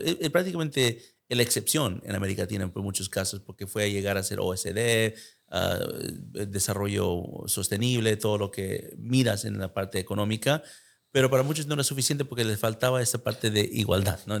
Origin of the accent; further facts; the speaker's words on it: United States; yo nací en Estados Unidos